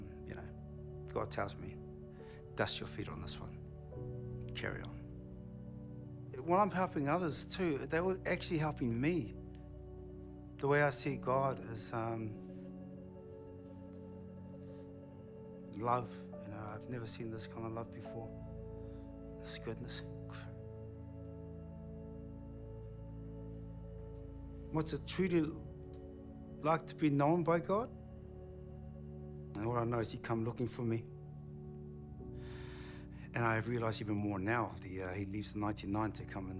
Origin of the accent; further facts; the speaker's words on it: Porirua, Wellington, New Zealand; I'm from Porirua.